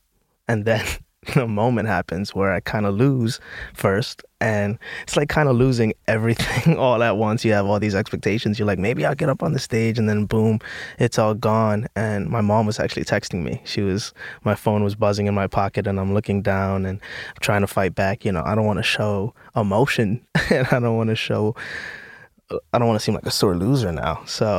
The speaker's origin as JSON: {"language": "English", "town": "New York City", "region": "New York", "country": "United States", "tie": "born or raised there", "said": "Yeah, I grew up in the Bronx."}